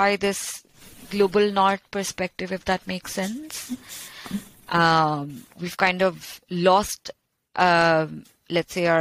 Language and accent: English; Kolkata, West Bengal, India; You know, I grew up in India. I grew up in Calcutta, which was the former capital of the British Empire.